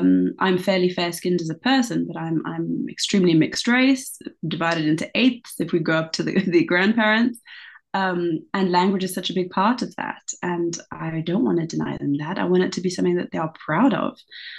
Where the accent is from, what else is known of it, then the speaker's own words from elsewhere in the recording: DR Congo; born there; first language fr; English is a second language; I was born in the Congo, the Francophone, what used to be called Zaire, and now it is the Democratic Republic of the Congo. So our first languages, me, my brother and sister, was actually French, strictly speaking.